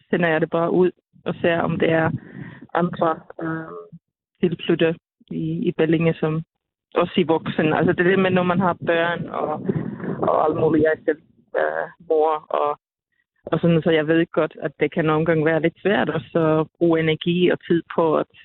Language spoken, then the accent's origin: Danish; Finland; now in Denmark; og jeg er jo lidt fra Finland, og, og min familie er for det meste bor derovre